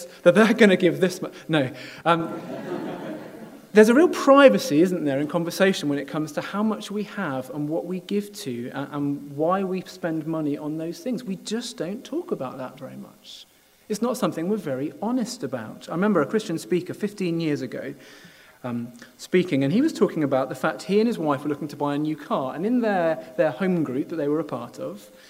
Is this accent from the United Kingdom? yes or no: yes; United Kingdom; part of being British